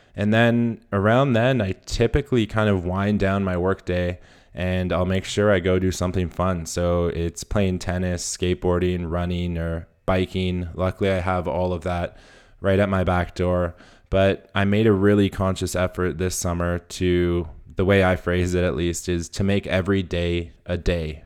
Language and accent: English; Whistler, British Columbia, Canada; my hometown in Whistler